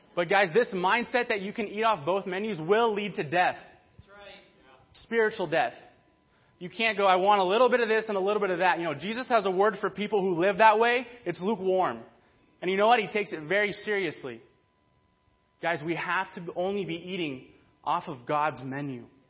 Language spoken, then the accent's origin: English; Burbank, California, United States; I grew up in Burbank